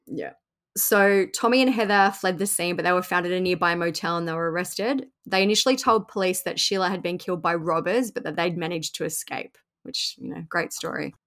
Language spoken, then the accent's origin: English; Australia; Even being an Australian